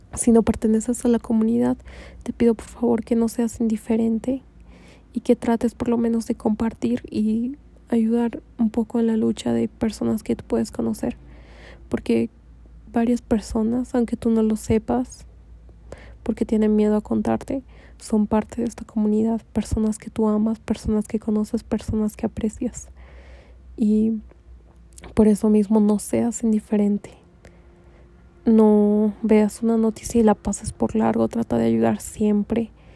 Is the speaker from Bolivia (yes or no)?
yes; Bolivia; en mi país, en Bolivia